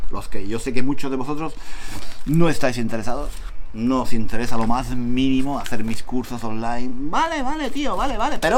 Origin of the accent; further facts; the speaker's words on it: Spain; Yo aquí soy extranjero, soy español.